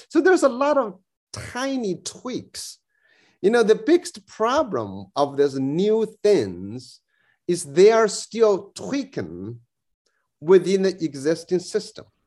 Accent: New South Wales, Australia; I'm Australian, you know, I'm uh, you know New, New South Wales kind of kind of person

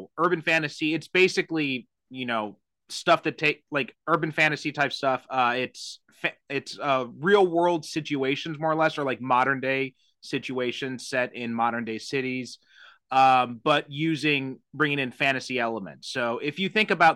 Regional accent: Chicago, Illinois, United States; moved away; I'm originally from the Chicagoland area

